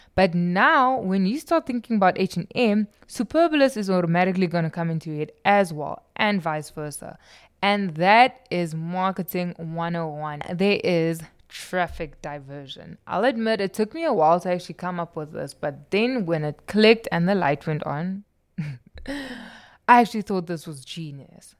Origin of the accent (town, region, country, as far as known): South Africa